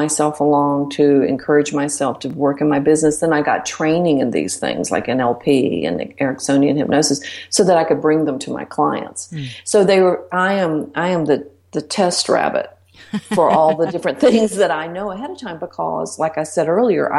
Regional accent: Blue Ridge Mountains, United States; I'm from the mountains. I'm from the Blue Ridge Mountains. And, you know, we say ain't. That's what we do. We say reckon

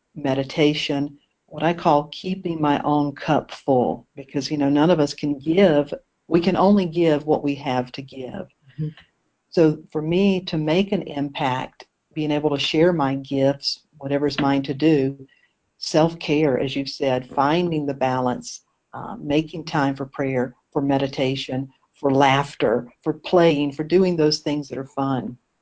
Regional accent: Eastern North Carolina, United States; also born or lived in Maui, Hawaii; now in Asheville, United States; I'm originally from Eastern North Carolina

